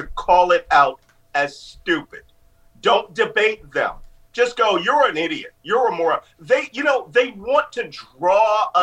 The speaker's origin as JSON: {"language": "English", "town": "Philadelphia", "region": "Pennsylvania", "country": "United States", "tie": "born or raised there", "said": "I'm from Philadelphia"}